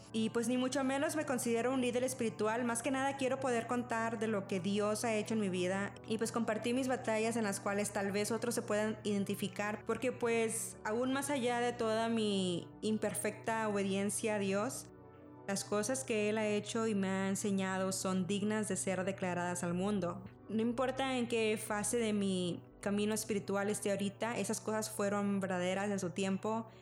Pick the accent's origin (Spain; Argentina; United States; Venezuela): United States; Rio Grande Valley, Texas; moved away as an adult; also born or lived in Mexico; now in Austin, United States; soy mexicana, pero crecí casi toda mi vida en el Valle de Texas